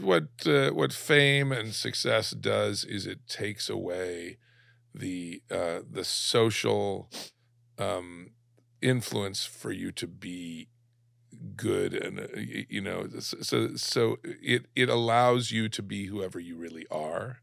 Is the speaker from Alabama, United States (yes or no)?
yes; Alabama, United States; moved away; also born or lived in San Diego; growing up in Alabama